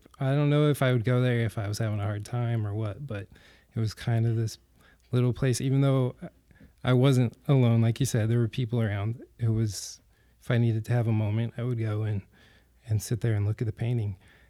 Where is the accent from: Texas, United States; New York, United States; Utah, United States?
Utah, United States; Clinton; In Clinton.